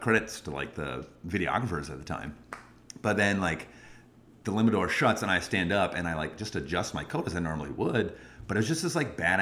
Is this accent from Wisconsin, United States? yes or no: yes; Wisconsin, United States; I hope I can be a good Wisconsin guy for you